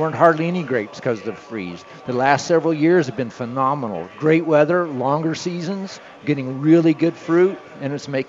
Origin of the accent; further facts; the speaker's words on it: Colorado, United States; We are from Colorado. We are for Colorado. We love Colorado.